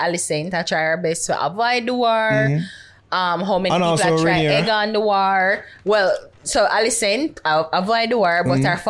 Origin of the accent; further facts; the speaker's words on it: Portmore, Saint Catherine, Jamaica; I was raised primarily in Portmore.